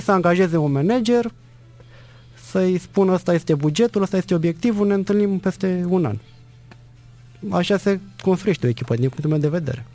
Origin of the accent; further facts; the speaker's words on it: Dragalina, Călărași County, Romania; Eu sunt născut și crescut în Bărăgan